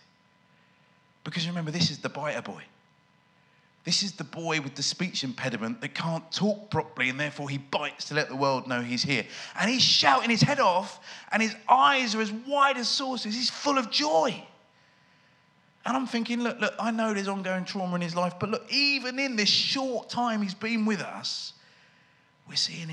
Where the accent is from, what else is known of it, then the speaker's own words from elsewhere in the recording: United Kingdom; I'm British